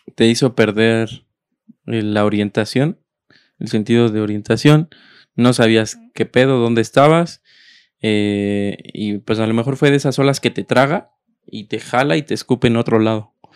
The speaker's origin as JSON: {"language": "Spanish", "region": "Mexico City", "country": "Mexico", "tie": "born or raised there", "also_born_or_lived": "Texcoco, State of Mexico", "said": "Yo nací en Texcoco porque mi abuelita vivía en Texcoco y mis papás vivían en, la Ciudad de México, en ese entonces Distrito Federal"}